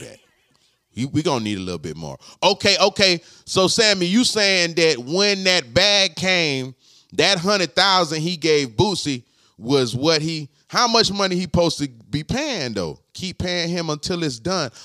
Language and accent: English; Florida, United States; I'm from Florida